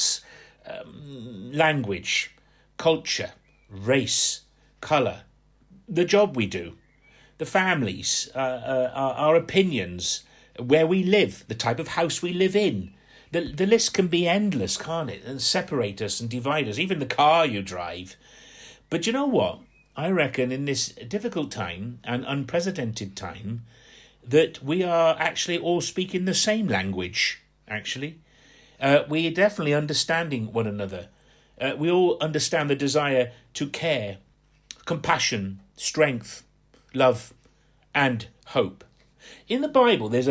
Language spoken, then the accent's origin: English; just outside Portsmouth, Hampshire, South East England, United Kingdom; moved away; I grew up just outside Portsmouth. I'm from Hampshire.